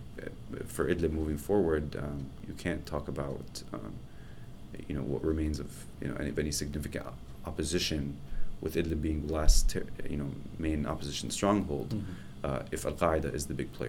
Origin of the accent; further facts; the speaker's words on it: United States; we as an American